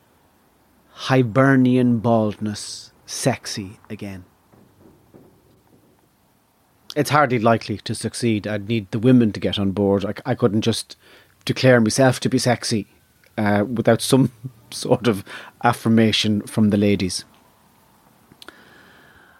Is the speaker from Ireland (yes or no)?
yes; Ireland; I belong to the tribe of Irishness